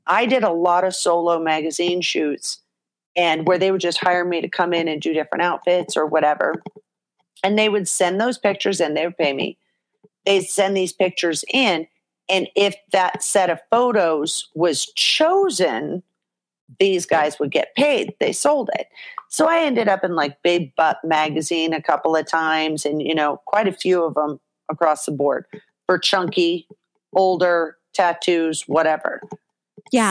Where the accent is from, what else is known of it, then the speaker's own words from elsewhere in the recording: Orange County, California, United States; I'm from Orange County, California